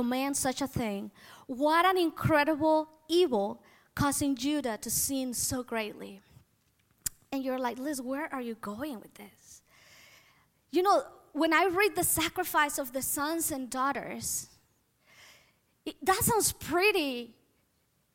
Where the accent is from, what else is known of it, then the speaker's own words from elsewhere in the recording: Mexico; moved away; I was born and I grew up in Mexico, so my culture is Mexican or was Mexican